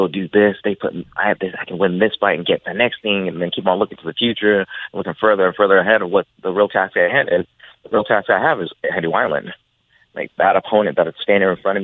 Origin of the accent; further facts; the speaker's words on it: Albuquerque, New Mexico, United States; I'm born and raised in Albuquerque, Mexico